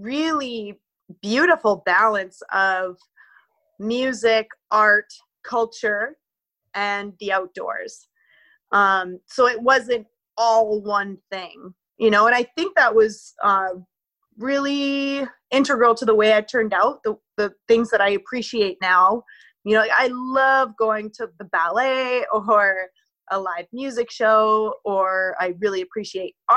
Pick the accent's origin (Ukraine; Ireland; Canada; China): Canada; Victoria, British Columbia; now in near Tofino, Canada; I was raised in Victoria, BC, which is the capital.